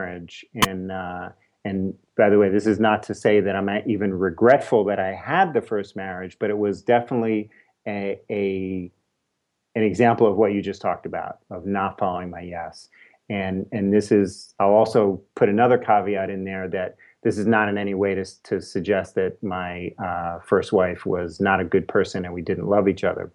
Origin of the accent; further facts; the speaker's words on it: New York City, New York, United States; moved away as an adult; now in California, United States; I'm a New Yorker, born and raised in New York City.